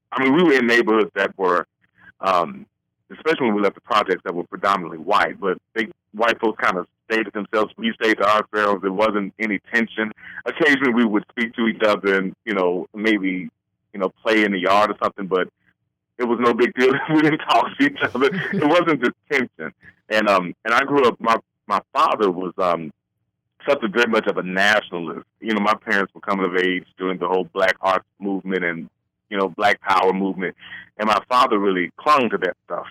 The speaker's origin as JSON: {"language": "English", "town": "Little Rock", "region": "Arkansas", "country": "United States", "tie": "born or raised there", "moved": "yes", "lives_now": "Virginia Beach, United States", "said": "when I was growing up in Little Rock"}